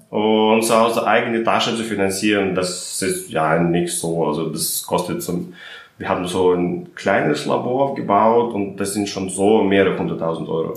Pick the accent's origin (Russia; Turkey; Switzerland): Russia; now in Berlin, Germany; ich komme aus Russland